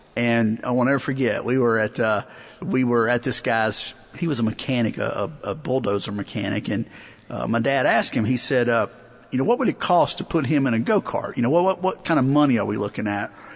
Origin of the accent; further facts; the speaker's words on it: Eastern North Carolina, United States; I grew up in Eastern North Carolina